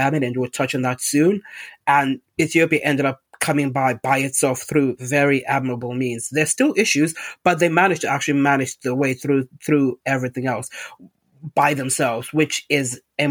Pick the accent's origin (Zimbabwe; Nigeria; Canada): Zimbabwe; moved away; when I was growing up in Zimbabwe, we had a fish tank in our house